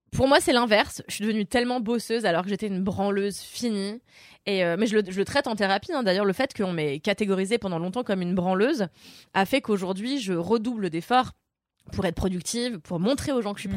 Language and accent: French; Levallois-Perret, Île-de-France, France; moi j'ai grandi à Levallois